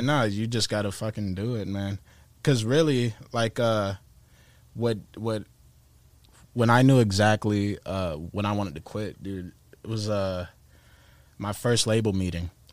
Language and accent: English; Tampa, Florida, United States; I'm from Tampa